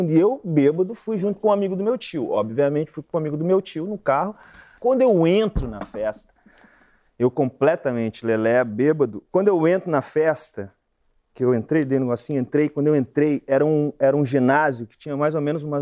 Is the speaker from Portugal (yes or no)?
no; Brazil; eu falei, eu sou brasileiro, eu sou brasileiro! Brasileiro!